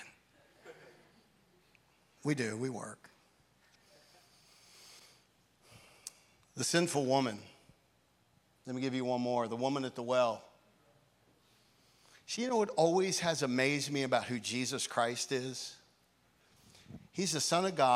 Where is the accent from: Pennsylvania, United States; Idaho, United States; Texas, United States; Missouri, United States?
Pennsylvania, United States; York; York, Pennsylvania, my hometown.